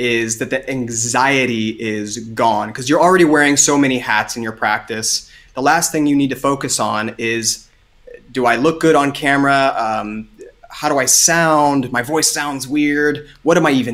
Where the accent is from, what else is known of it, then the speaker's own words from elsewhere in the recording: Southern Ohio, United States; I am originally from Southern Ohio, so plenty of farming in my blood